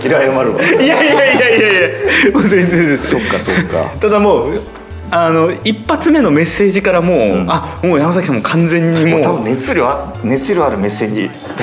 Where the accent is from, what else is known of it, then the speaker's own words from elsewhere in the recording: Sapporo, Hokkaido, Japan; 生まれも育ちも札幌